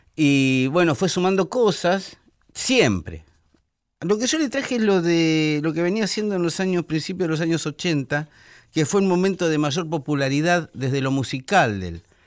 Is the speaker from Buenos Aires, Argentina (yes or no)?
yes; Buenos Aires, Argentina; Yo soy porteño, medularmente, porque yo nací en el puerto. Nací en el hospital ferroviario